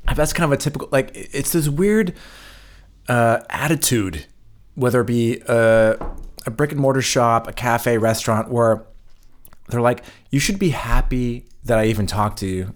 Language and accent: English; United States; moved away as an adult; now in Germany; I grew up in the States